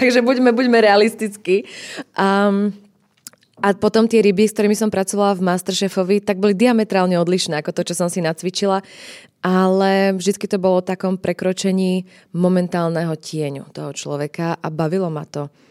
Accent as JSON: {"language": "Slovak", "country": "Slovakia", "said": "som Slovenka, rozprávam po slovensky"}